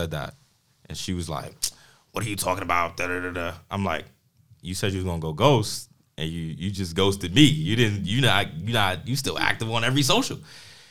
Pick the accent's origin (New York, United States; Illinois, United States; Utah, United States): New York, United States; New York City; I'm from Harlem.